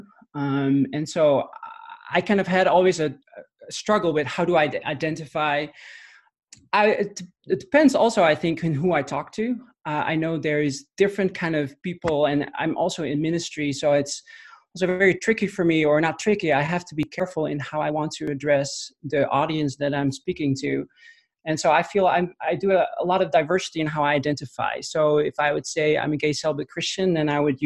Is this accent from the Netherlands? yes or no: yes; Netherlands; moved away as an adult; also born or lived in Amsterdam; now in United States; I'm a Dutch native, or born and raised in the Netherlands, moved to the US 2.5 years ago